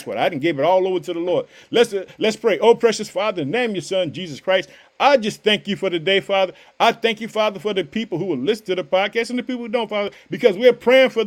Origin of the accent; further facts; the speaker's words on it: Illinois, United States; also born or lived in Chicago; the state of Illinois, my hometown. I reside in the city of Chicago.